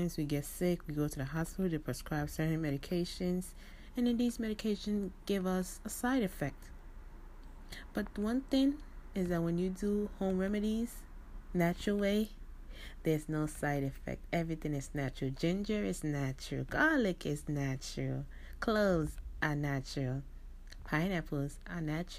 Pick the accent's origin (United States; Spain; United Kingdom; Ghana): Ghana; I'm from Ghana